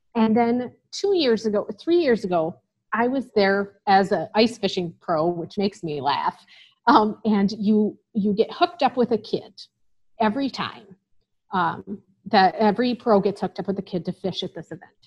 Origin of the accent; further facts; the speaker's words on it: Illinois, United States; moved away as an adult; also born or lived in Wisconsin; now in North Dakota, United States; I'm from Illinois originally